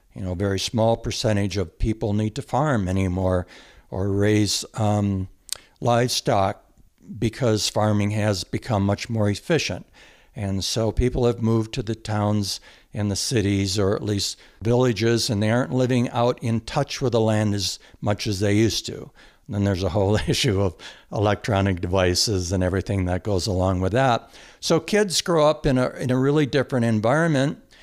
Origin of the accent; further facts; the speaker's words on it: Michigan, United States; also born or lived in Jackson Hole, Wyoming; now in Montana, United States; I grew up and was very fortunate to grow up in the country, in a rural area of Michigan